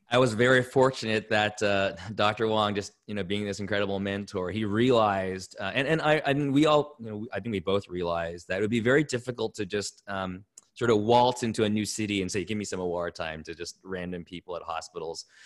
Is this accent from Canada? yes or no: yes; Toronto, Ontario, Canada; I grew up in Toronto, Canada.